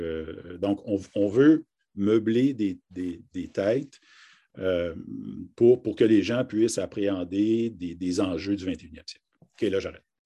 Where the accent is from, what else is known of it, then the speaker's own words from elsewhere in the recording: Harty, Ontario, Canada; also born or lived in Kapuskasing, Ontario; je suis originaire d'une, de, en fait, d'un petit village qui s'appelle Harty